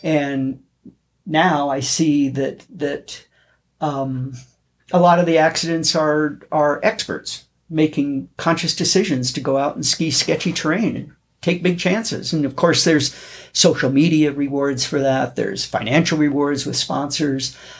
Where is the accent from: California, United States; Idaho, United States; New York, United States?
Idaho, United States; North; now in Bozeman, United States; I grew up in North Idaho